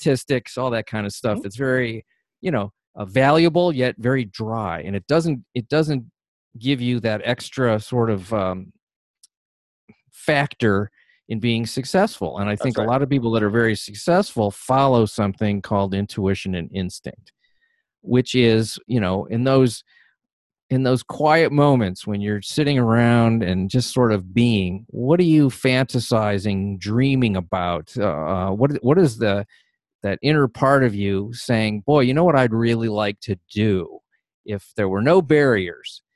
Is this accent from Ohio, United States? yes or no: yes; Ohio, United States; where I was raised in Ohio